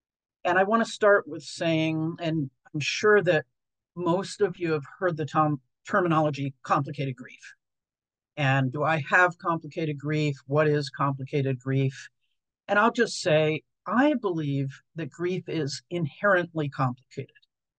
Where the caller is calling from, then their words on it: Portland, Oregon, United States; I'm joining you from Portland, Oregon, which is the home of Dougie Center since 1982